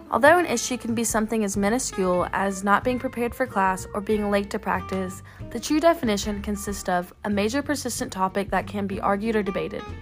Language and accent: English; Mississippi, United States; moved away as an adult; now in North Carolina, United States; I personally chose to stay in North Carolina where I attend college, opposed to going back to my hometown of Mississippi for mostly personal reasons.